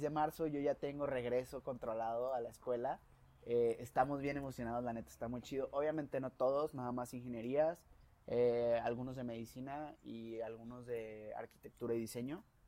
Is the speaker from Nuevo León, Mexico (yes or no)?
no; León, Guanajuato, Mexico; moved away as an adult; now in Guadalajara, Mexico; Soy de aquí de León, Guanajuato, pero ya vivo en Guadalajara